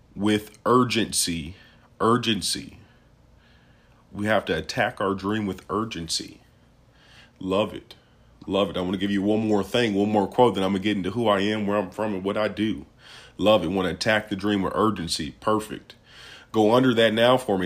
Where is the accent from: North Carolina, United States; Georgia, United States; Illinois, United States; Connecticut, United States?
Illinois, United States; Peoria; I'm from Peoria, Illinois